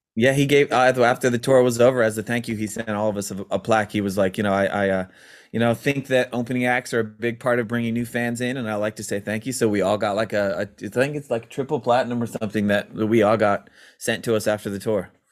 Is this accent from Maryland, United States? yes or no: yes; Maryland, United States; we grew up in Maryland